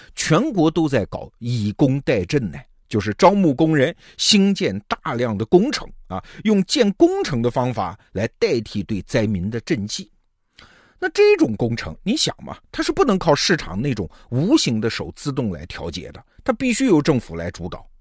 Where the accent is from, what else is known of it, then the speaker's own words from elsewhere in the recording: China; 我们中国人最熟悉的美国智库就是那个兰德公司